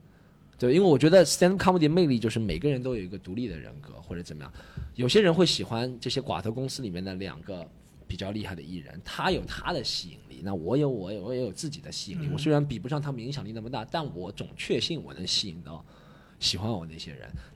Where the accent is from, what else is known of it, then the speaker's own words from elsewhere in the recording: Shanghai, China; 就是把我们上海人都讲成那样子了的。